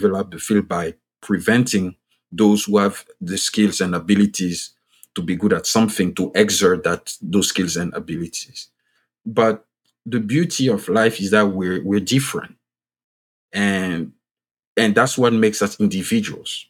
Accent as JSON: {"language": "English", "country": "Côte d’Ivoire", "first_language": "French", "second_language": "English", "moved": "yes", "lives_now": "United States", "said": "I'm originally from Ivory Coast. You can pick from my voice and my accent that I speak French. Like, French is my first language."}